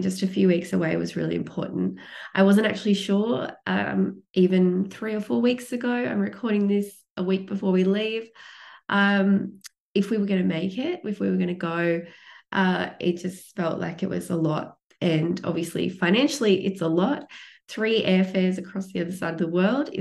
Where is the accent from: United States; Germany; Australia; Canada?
Australia; coming from the largest island in the world, smallest continent, but coming from a floating continent where we can't go to any other country unless we fly or catch a boat